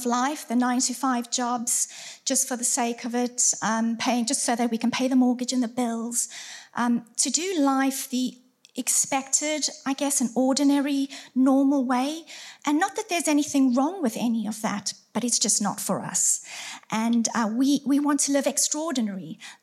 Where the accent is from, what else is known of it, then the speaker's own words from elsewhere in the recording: South Africa; moved away as an adult; also born or lived in Surrey, United Kingdom; now in Farnworth, United Kingdom; We are originally from South Africa, but we lived in Surrey for around 18 years